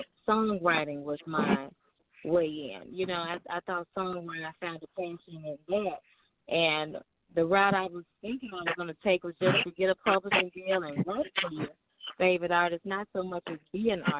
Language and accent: English; Memphis, Tennessee, United States; accent: southern; moved away as an adult; now in Los Angeles, United States; I'm calling all the way from Los Angeles, you know, but I'm born and raised in Memphis